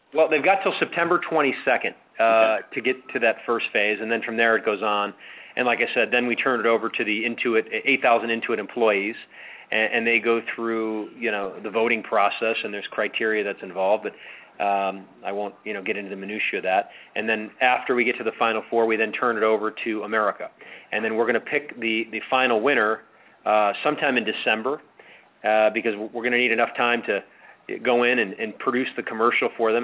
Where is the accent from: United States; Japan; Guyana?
United States; Chicago, Illinois; I grew up in Chicago